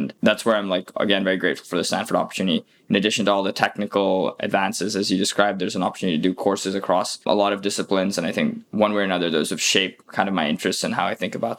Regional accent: Singapore; Also being from Singapore, that's my home country and where I'm originally from. And then I moved around a bit.

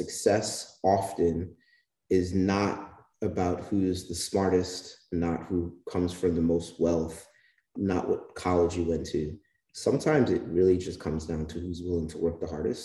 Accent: New York City, New York, United States; I'm born and raised in the Bronx, New York, the son of West Indian immigrants

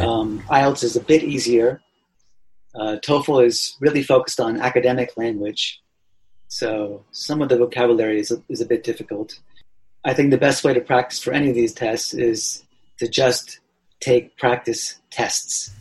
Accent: Allentown, Pennsylvania, United States; moved away as an adult; also born or lived in Tokyo, Japan / Australia; now in Japan; I grew up in uh, Allentown, Pennsylvania

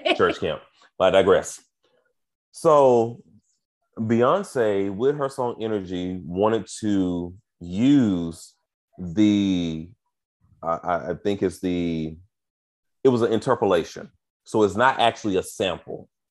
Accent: United States; me as an American gay man

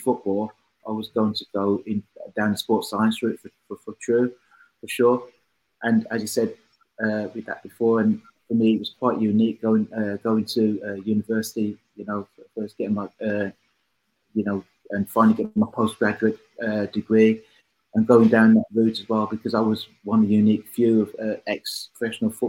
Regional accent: Birmingham, West Midlands, United Kingdom; it was my hometown club.

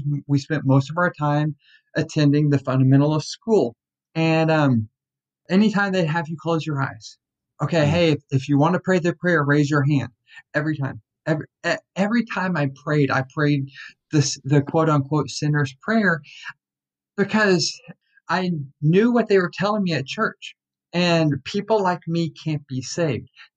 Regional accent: Tyler, Texas, United States; I was born in Tyler, Texas, and was just kind of brought up in the IFB world

